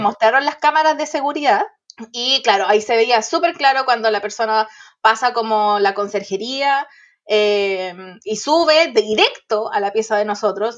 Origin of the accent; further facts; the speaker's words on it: Santiago, Santiago Metropolitan Region, Chile; somos de Santiago y estamos en La Serena